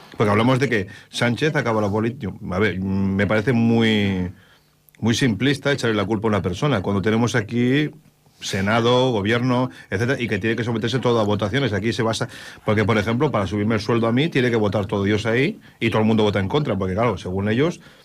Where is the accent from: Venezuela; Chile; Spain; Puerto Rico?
Spain; nosotros como españoles